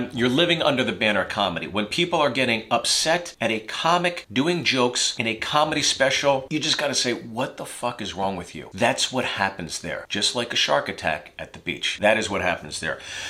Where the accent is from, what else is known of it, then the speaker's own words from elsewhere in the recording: United States; I'm an American